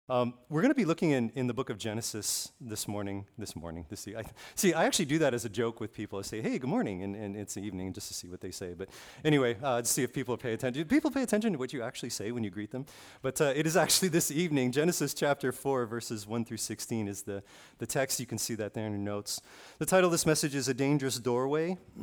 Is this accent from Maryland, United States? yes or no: no; Kailua-Kona, Hawaii, United States; I grew up on the Big Island, uh, p, specifically on the west side of the Big Island, Kailua-Kona